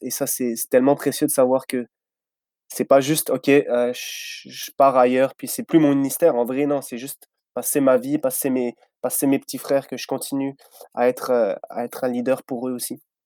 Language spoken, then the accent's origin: French; France; moved away as an adult; now in Vaudreuil-Dorion, Canada; je viens de France.